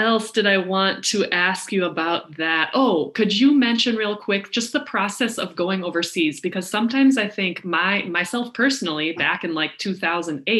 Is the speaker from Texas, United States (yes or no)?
no; Minnesota, United States; I'm from Minnesota